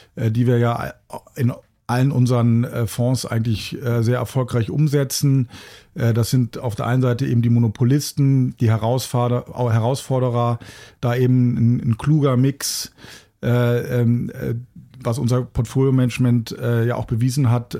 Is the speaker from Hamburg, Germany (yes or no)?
yes; Hamburg, Germany; Hamburg ist ja meine Heimatstadt